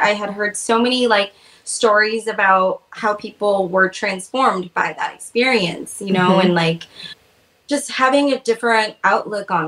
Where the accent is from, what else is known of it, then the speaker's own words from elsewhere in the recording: Oregon, United States; I'm from Oregon